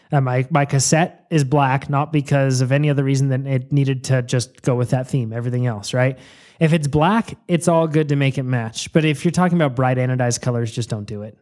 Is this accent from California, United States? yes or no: yes; Yolo County, California, United States; I was born in Yolo County